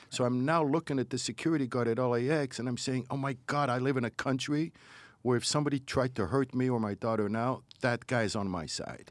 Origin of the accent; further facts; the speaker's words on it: Morocco; now in United States; my Judaism is so different than the Judaism I grew up with in Morocco.